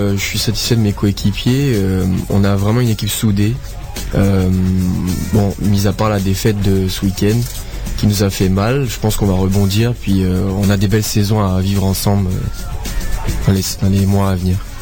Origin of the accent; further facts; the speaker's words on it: Martinique; moved away; là où j'ai grandi et j'ai été éduqué au soccer